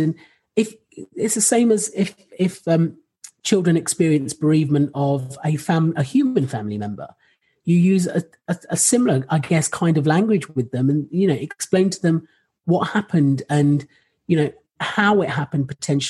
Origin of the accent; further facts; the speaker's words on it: Rochester, South East England, United Kingdom; I grew up in Rochester